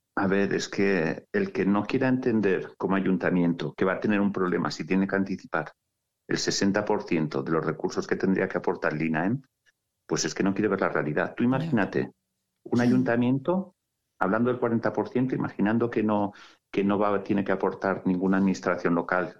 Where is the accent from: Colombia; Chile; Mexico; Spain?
Spain; Sallent de Gállego, Aragon; soy sayentino